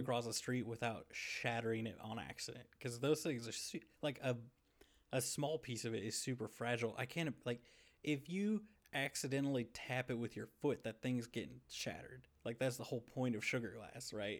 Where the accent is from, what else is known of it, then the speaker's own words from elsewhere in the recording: United States; also born or lived in Arkansas / Missouri; I grew up in Arkansas and Missouri